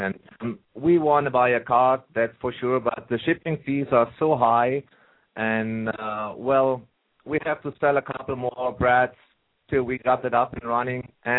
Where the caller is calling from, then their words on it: Edmonton, Alberta, Canada; I'm calling from Canada. I got a long time to you guys, I guess.